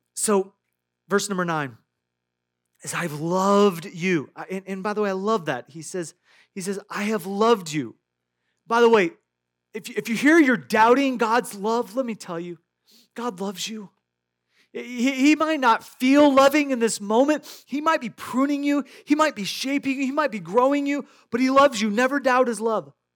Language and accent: English; Iowa, United States; I grew up in Iowa.